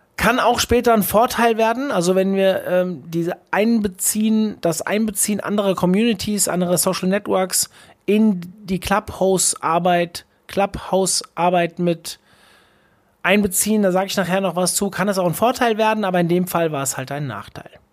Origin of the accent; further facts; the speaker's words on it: Hesse, Germany; ich bin ja aus Hessen